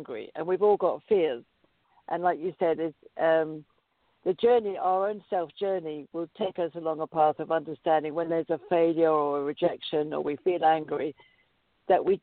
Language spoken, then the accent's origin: English; United Kingdom; moved away as an adult; now in United States; because I'm British, I have a corporation in the UK